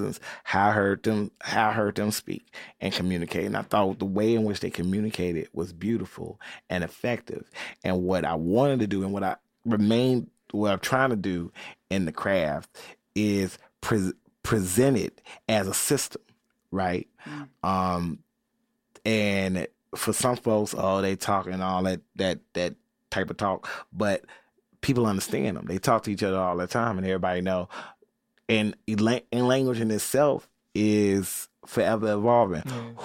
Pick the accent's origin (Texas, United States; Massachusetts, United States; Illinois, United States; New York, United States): Illinois, United States; Chicago; my accent, my mom and daddy and them, where they raised me and how they raised me, the churches in me, the disco that's in me, the house that's in me, the Chicago that's in me, the West Side is in me